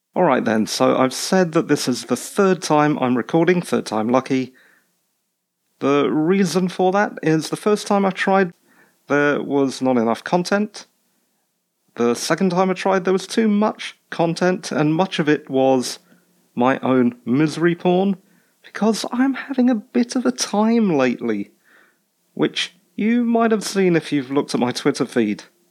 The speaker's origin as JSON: {"language": "English", "country": "United Kingdom", "said": "I'm British"}